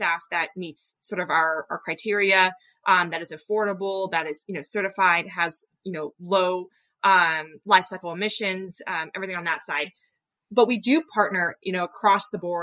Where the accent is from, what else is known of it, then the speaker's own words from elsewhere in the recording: Bay Area, California, United States; I really love the Bay Area. It's where I grew up